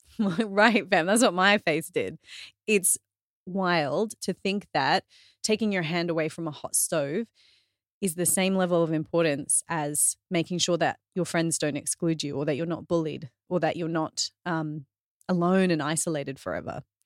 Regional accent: Australia; I'm Australian

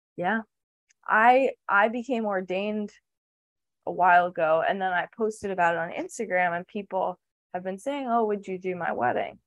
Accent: New York, United States; I'm from New York

